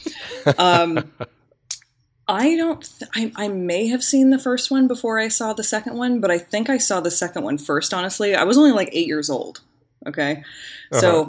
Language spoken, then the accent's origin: English; the Valley, Northern California, United States; we were born and kind of, we grew up in Northern California, but we also grew up in the Valley.